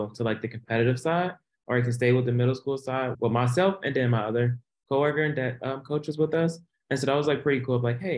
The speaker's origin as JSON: {"language": "English", "town": "Cleveland", "region": "Ohio", "country": "United States", "said": "also from Cleveland, Ohio."}